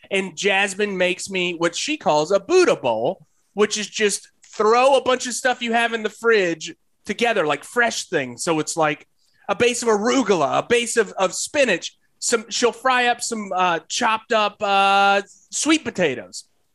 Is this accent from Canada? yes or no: no; Detroit, Michigan, United States; accent: Detroit; I'm turning into Scott Steiner with my Detroit accent.